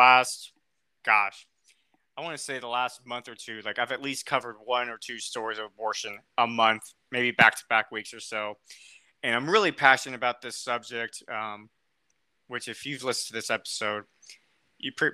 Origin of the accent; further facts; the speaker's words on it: United States; accent: American; my American accent